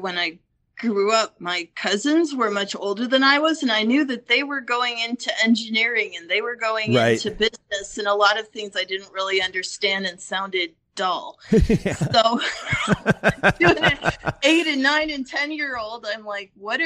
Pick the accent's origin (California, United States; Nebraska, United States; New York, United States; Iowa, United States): Iowa, United States; Northwest; also born or lived in Estherville, Iowa; I've been in Estherville for 7 years and I grew up in Northwest Iowa.